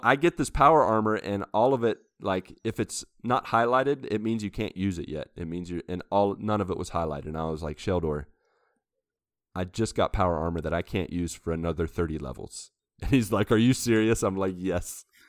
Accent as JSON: {"language": "English", "country": "United States", "moved": "as an adult", "lives_now": "Brazil", "said": "I am an American"}